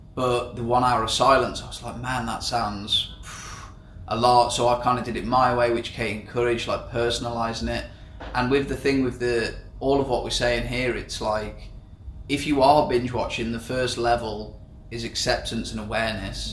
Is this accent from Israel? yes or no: no; England, United Kingdom; moved away as an adult; now in Southeast Asia; I'm 24, I'm from England.